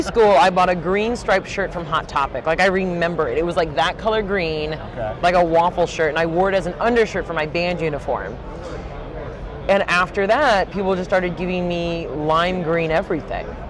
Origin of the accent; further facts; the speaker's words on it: St. Louis, Missouri, United States; I'm from St. Louis